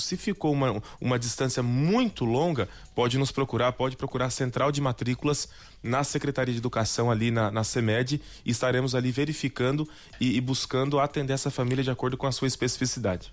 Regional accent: São Paulo, Brazil; moved away; sou do estado de São Paulo

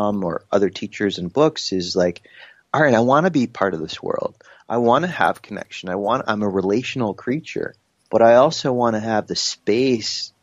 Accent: New York, United States; also born or lived in South Carolina; when I moved from South Carolina, where I was with him for a year, up to New York again to be with my mom

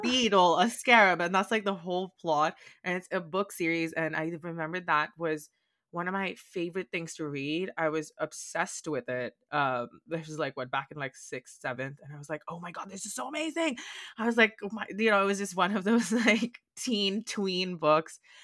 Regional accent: India; accent: Indian; moved away as an adult; also born or lived in Boston, United States; now in United States; I'm, like, from India, from India.

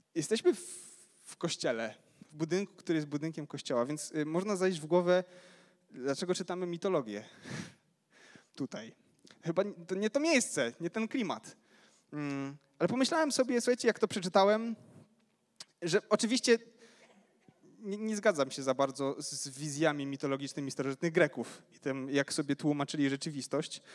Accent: Ruda Śląska, Silesian Voivodeship, Poland; Pochodzę z Rudy Śląskiej

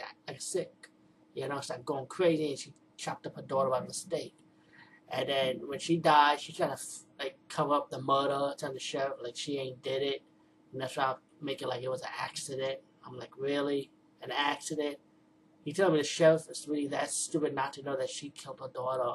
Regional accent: New York City, New York, United States; I'm from the Bronx

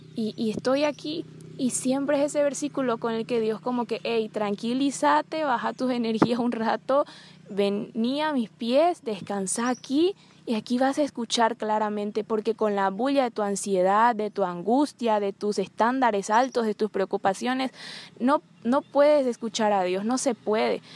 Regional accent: Bolivia; soy boliviana, tengo 23 años

